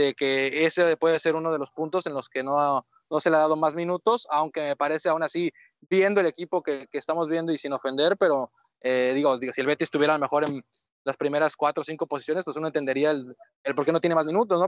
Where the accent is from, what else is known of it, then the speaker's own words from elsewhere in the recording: Mexico; nosotros como mexicanos